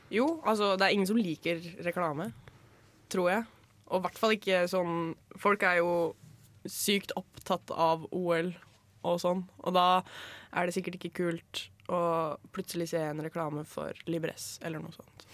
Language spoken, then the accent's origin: Norwegian; Skien, Telemark, Norway; moved away; hjemme i Skien